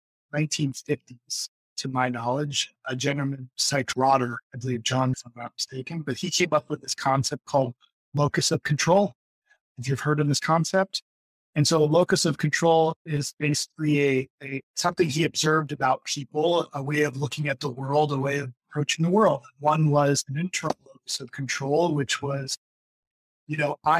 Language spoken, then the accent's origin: English; New Jersey, United States; moved away; also born or lived in New York / Florida / California; my wife and I both grew up in New Jersey